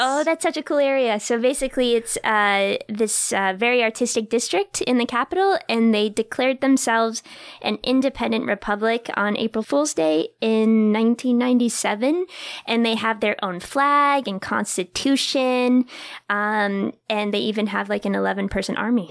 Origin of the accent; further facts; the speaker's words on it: New Hampshire, United States; moved away; it looked exactly like my hometown in New Hampshire